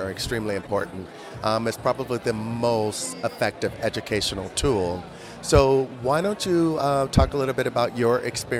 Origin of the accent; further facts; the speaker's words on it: New Mexico, United States; I'm based in the United States. I'm from New Mexico.